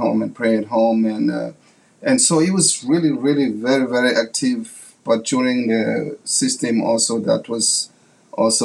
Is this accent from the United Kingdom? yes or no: no; South Africa; English is a second language; moved away as an adult; as a kid growing up in South Africa